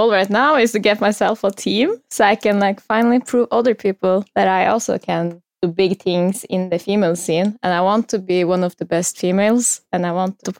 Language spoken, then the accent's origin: English; Norway; Yes, I'm from Norway.